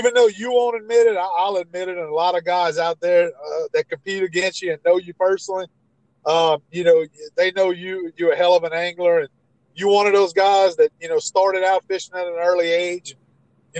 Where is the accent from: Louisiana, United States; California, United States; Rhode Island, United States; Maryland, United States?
Louisiana, United States; Gonzales; We both from the Gonzales area